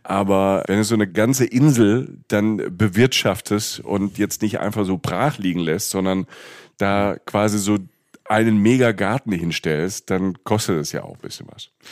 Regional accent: Rhineland-Palatinate, Germany; also da wo ich herkomme, in der, in der Pfalz

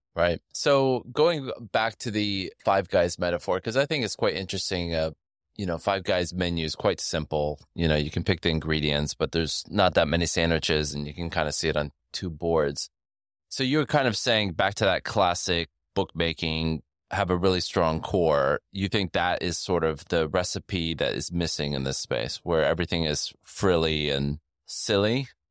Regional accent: United States; I say this as an American

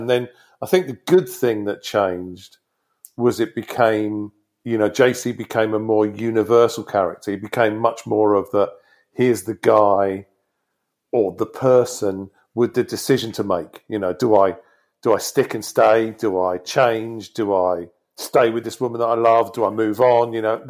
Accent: the South, United States; growing up in the South, you know, those areas have, sure, they've changed.

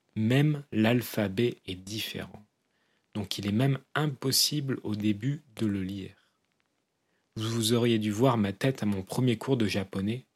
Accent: southwest France, France; je suis originaire du sud-ouest de la France, à moins d'une heure de voiture de l'Espagne

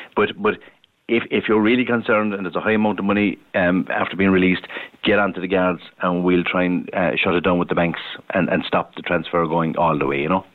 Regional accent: Ireland; that's us as Irish

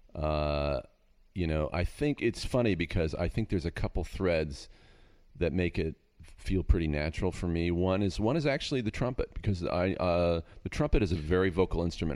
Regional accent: Castro Valley, California, United States; now in Agoura, United States; I grew up in Northern California in a, in a, in the Bay Area, but out in a town called Castro Valley

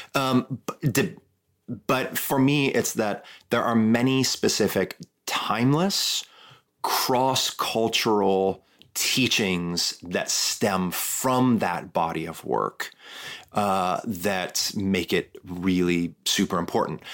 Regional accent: Midwest, United States; moved away; I'm from the Midwest

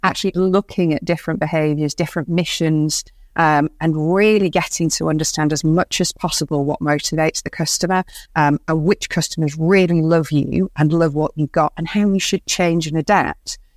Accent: Bradford, Yorkshire and the Humber, United Kingdom; moved away as an adult; I grew up in Bradford

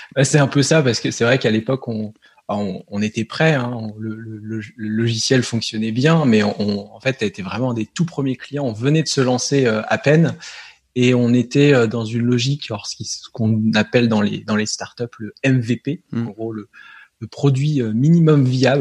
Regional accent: Nancy, Grand Est, France; on est du nord-est à Nancy

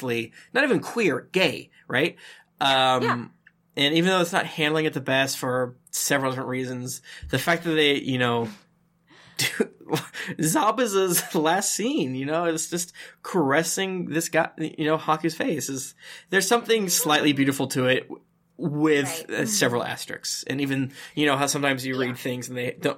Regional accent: United States; as an American

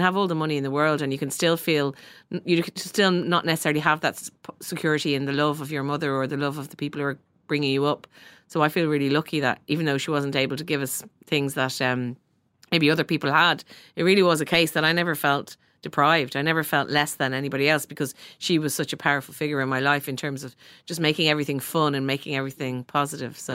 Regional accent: Dublin, Leinster, Ireland; growing up in Sandy Mount

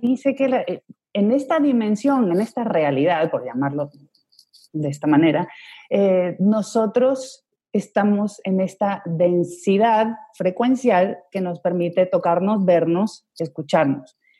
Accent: Ecuador; moved away as an adult; also born or lived in Spain / Colombia; now in Madrid, Spain; entonces yo viví gran parte de mi infancia en Ecuador

